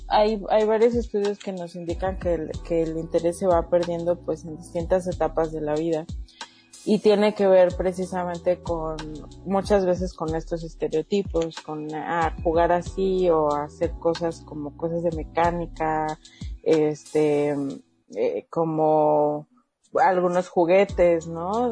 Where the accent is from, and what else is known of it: Mexico